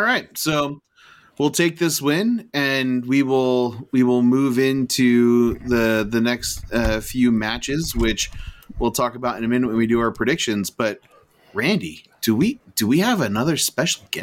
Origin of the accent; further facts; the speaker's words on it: United States; I'm American